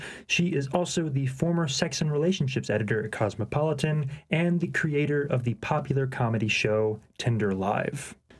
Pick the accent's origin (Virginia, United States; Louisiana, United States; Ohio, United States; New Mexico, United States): Louisiana, United States; Baton Rouge; on my mom's side, they were from New Orleans originally, and I grew up in Baton Rouge